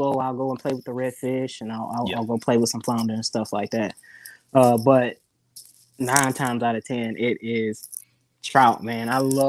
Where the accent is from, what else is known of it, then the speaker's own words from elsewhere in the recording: Gulfport, Mississippi, United States; So there's, I fish Gulfport. Gulfport, Mississippi. I'm from Gulfport. That's where I stay at now.